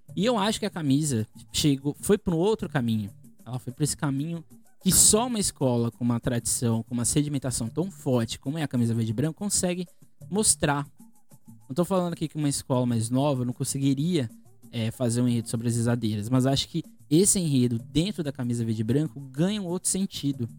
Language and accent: Portuguese; Santos, São Paulo, Brazil; eu sou aqui de Santos, né?